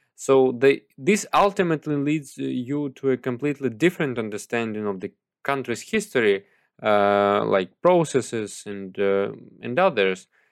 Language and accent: English; Mykolaiv, Mykolaiv Oblast, Ukraine; my hometown, Mykolaiv